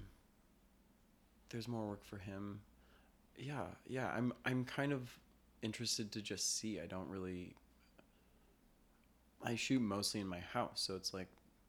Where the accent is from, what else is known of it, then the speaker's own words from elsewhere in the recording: Denver, Colorado, United States; also born or lived in Los Angeles, California; now in New York City, United States; I grew up in Denver